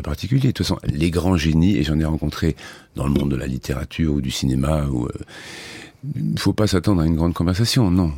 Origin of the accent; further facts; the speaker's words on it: Clairefontaine-en-Yvelines, Île-de-France, France; j'ai été élevé en grande partie dans un village qui s'appelle Clairefontaine en Yvelines